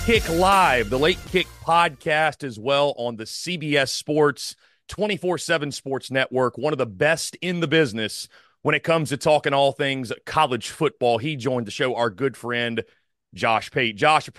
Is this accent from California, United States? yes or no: no; South Carolina, United States; I'm from South Carolina